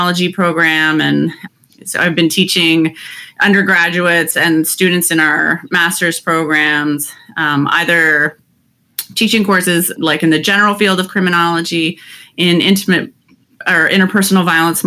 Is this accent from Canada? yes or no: yes; Canada; moved away as an adult; also born or lived in Toronto; now in Cleveland, United States; I'm actually originally from Canada.